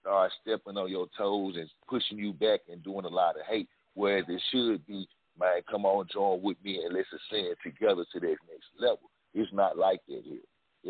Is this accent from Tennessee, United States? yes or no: yes; Memphis, Tennessee, United States; I'm from Memphis.